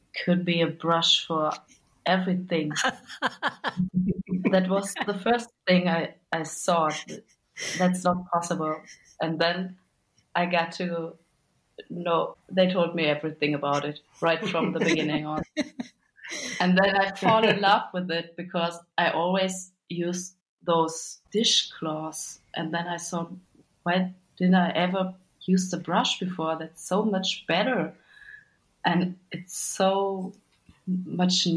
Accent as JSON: {"language": "English", "town": "Bielefeld", "region": "North Rhine-Westphalia", "country": "Germany", "said": "I'm from Bielefeld. It's the bigger city nearby"}